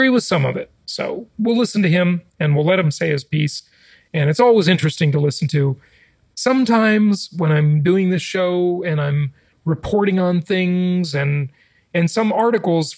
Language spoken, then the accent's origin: English; California, United States; now in Florida, United States; I grew up in the Socialist Republic of California, and I got out and moved to Florida for no income taxes